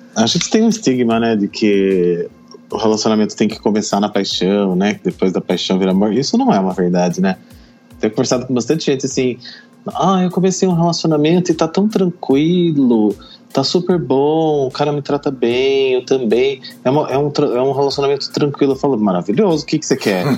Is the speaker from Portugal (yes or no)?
no; Brazil; somos brasileiros